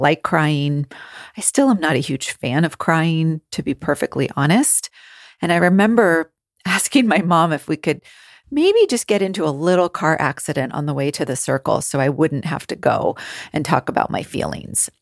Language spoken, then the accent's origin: English; California, United States; I grew up in California